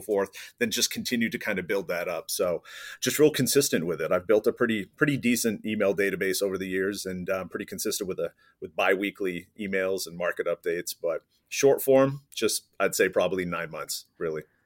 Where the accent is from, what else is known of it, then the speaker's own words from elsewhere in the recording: East Coast, United States; moved away; I'm originally from the East Coast, moved to the West Coast